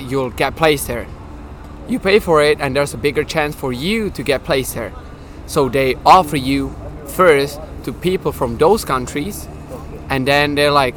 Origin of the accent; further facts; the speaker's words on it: Czechia; English is a second language; I'm from Czech Republic, from Europe